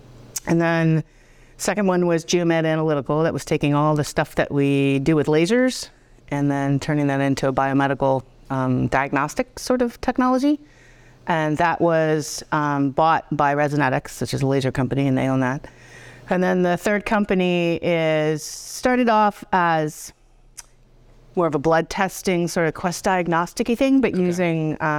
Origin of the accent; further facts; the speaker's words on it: Boston, Massachusetts, United States; accent: Boston; now in Potsdam, United States; I am a Boston girl. So I put on my accent for you.